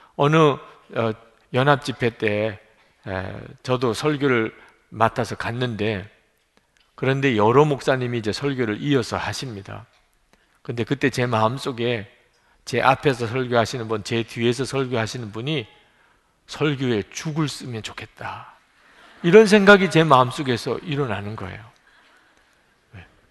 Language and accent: Korean; Busan, South Korea; moved away; 저 부산에서 자랐기 때문에 사투리도 쓰고